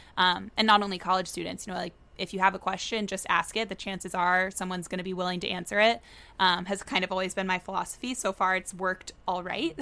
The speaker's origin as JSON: {"language": "English", "town": "Tallahassee", "region": "Florida", "country": "United States", "tie": "born or raised there", "also_born_or_lived": "Virginia / New York", "moved": "as an adult", "lives_now": "Boston, United States", "said": "was born and raised in Tallahassee, Florida, lived there my whole life"}